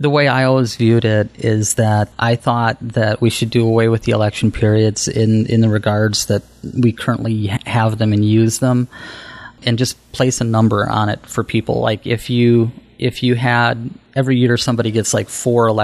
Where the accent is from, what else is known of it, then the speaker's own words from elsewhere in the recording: Mondovi, Wisconsin, United States; I grew up in Mondovi, which is a small town of about 2,500 people